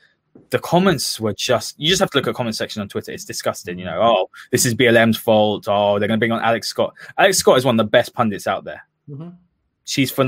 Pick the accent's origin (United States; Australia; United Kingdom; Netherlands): United Kingdom; just outside Reading, South East England; I've grown up in a really, you know, white area. I'm very lucky to have had, you know, I grew up just outside Reading.